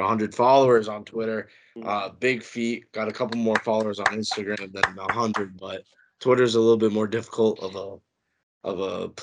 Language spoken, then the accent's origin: English; United States; as an American